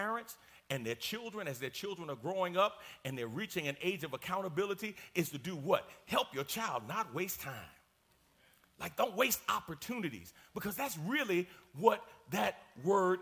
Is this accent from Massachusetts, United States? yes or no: no; New York, United States; I'm from New York